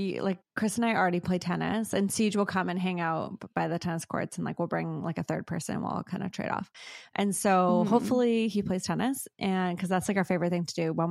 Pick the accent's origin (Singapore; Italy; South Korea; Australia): Singapore; moved away; I grew up in Singapore.